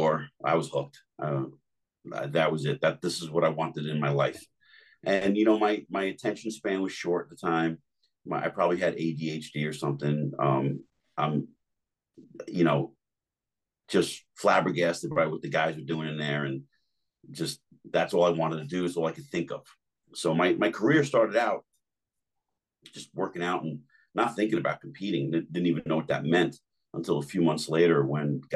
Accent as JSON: {"language": "English", "town": "Jersey City", "region": "New Jersey", "country": "United States", "tie": "born or raised there", "said": "I grew up in Jersey City"}